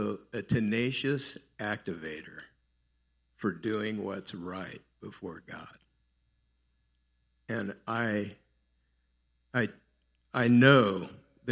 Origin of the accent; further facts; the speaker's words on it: South Gate, California, United States; I'm from Los Angeles. I grew up in Southgate, which is 8.5 miles from downtown